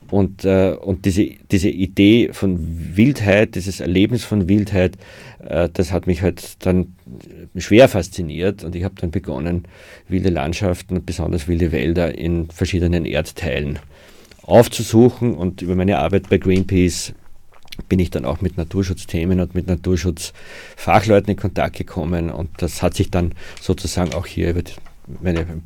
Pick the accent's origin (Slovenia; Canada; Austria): Austria; Lower Austria; Ich bin im Waldviertel aufgewachsen und habe große Teile meiner Kindheit äh, umherstreifend im Kamptal verbracht